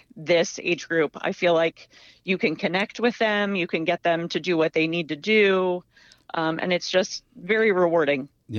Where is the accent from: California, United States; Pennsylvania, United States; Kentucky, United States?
Pennsylvania, United States; Berks County; I'm from Berks County, PA, so currently, obviously, still working in Berks County, now being at Wilson, but I was a graduate of Muhlenberg High School